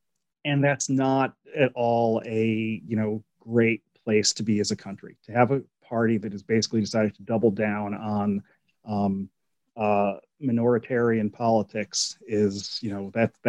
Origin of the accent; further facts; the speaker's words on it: Pennsylvania, United States; I'm from Pennsylvania, so you know, I can say this